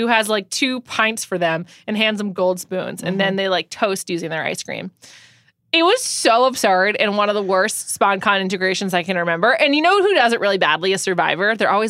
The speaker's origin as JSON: {"language": "English", "region": "Northeast", "country": "United States", "said": "we're both from the Northeast."}